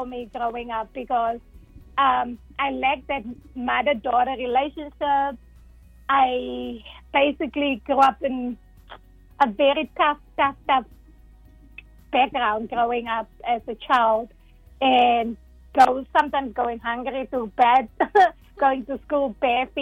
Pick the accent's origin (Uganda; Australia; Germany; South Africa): South Africa; first language Dutch; English is a second language; moved away as an adult; also born or lived in San Francisco; now in Texas, United States; I was born and raised in South Africa